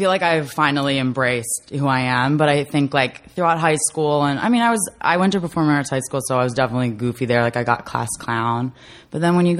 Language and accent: English; Camden County, New Jersey, United States; moved away as an adult; Because I'm from Camden County.